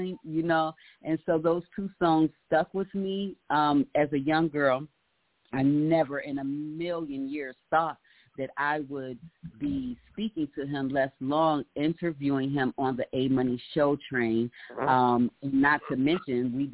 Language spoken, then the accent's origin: English; Cleveland, Ohio, United States; moved away as an adult; now in Atlanta, United States; my hometown, Cleveland